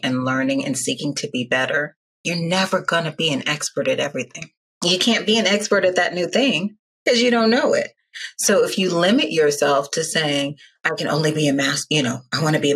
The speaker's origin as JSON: {"language": "English", "country": "Nigeria", "said": "I'm Nigerian"}